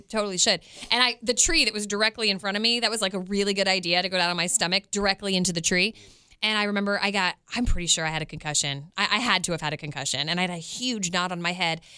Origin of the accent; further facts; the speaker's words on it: Westminster, Maryland, United States; now in Kansas City, United States; I grew up in Westminster, Maryland